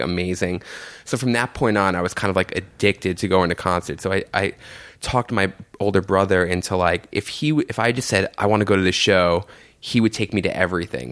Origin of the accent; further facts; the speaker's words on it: New York City, New York, United States; I grew up in Jamaica, Queens, right near like St. John's University, with my mom and my aunt